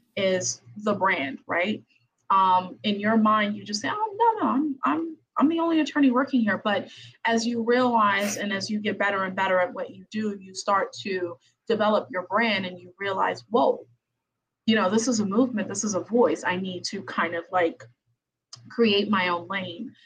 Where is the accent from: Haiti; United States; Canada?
Haiti; I am from Haiti